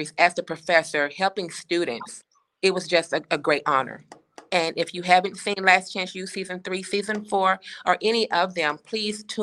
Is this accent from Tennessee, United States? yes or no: yes; Chattanooga, Tennessee, United States; now in Atlanta, United States; I'm born and raised in Chattanooga, Chattanooga, Tennessee, but I currently live in Atlanta, Georgia.